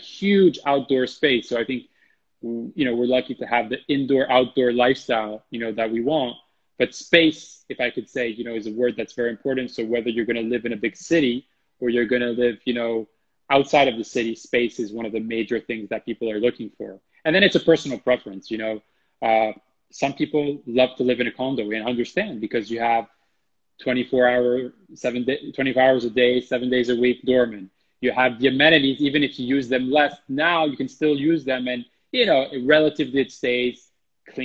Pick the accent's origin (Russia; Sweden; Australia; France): France; moved away; France, my home country